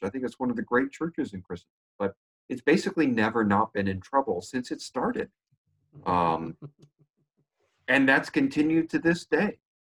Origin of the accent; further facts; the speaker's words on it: United States; moved away; also born or lived in Canada / Great Britain; I'm born American, lived in Canada for ten years, spent many years in Great Britain